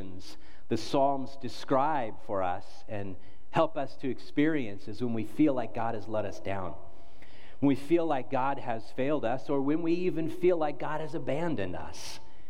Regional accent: United States; as an American, as a pastor

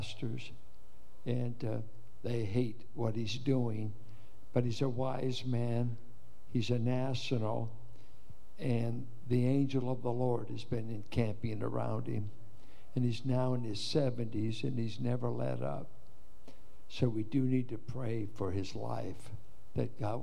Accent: United States

